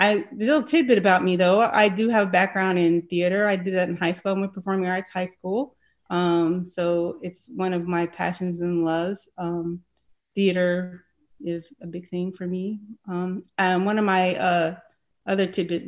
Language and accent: English; San Diego, California, United States; also born or lived in upstate New York; now in Charlotte, United States; I grew up in San Diego, California, but I was born in upstate New York.